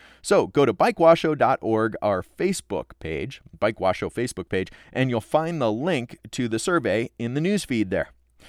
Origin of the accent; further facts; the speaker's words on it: San Diego, California, United States; my hometown of San Diego